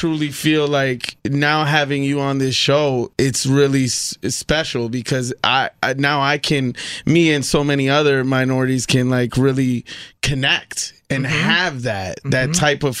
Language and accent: English; South Milwaukee, Wisconsin, United States; I'm from South Milwaukee.